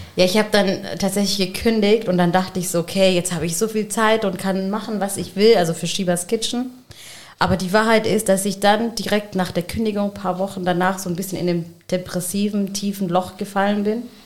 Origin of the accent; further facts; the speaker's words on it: Germany; habe halt pakistanische Wurzeln und mein Mann hat palästinensische Wurzeln und wir sind in Deutschland aufgewachsen